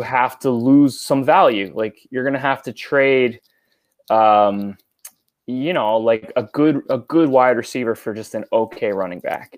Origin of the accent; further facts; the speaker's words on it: New York, United States; I grew up in New York